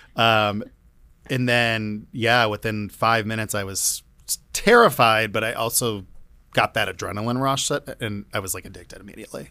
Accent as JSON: {"language": "English", "town": "Cleveland", "region": "Ohio", "country": "United States", "tie": "born or raised there", "moved": "yes", "said": "I'm from Cleveland"}